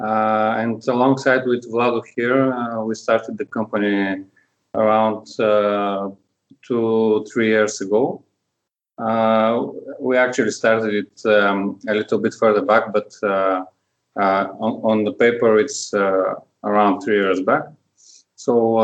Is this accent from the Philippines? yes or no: no; Burgas, Burgas Province, Bulgaria; English is a second language; moved away; also born or lived in Varna / Sofia; I'm from Burgas. That's at the opposite side of the Bulgaria.